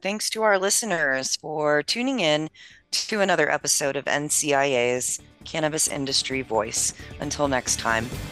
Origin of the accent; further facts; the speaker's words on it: Maryland, United States; my home state of Maryland